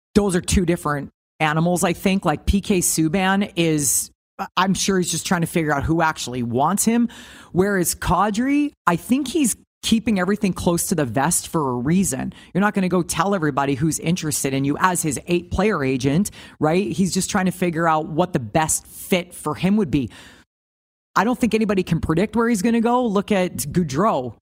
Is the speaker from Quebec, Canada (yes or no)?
no; Saskatchewan, Canada; moved away; also born or lived in United States; as a child growing up in Saskatchewan